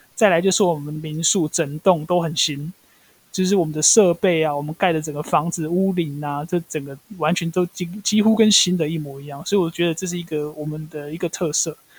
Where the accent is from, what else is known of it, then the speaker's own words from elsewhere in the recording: Taitung County, Taiwan; 为什么外地人对我们台东人的印象是这个样子？其实我从小到大，我就， 就有 seven 啊，怎么可能没有seven，对不对？便利商店一定会有，只是我们没有百货公司，我们也没有什么很大的一个连锁超商或怎样，都没有。但是该有的生活机能我们都有